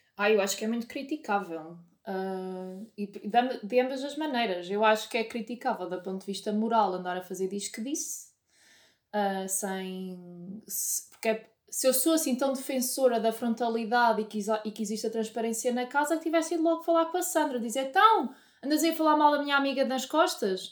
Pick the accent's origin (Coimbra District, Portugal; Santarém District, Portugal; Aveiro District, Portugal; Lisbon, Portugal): Coimbra District, Portugal; Oliveira do Hospital; da Oliveira do Hospital, que é de onde eu venho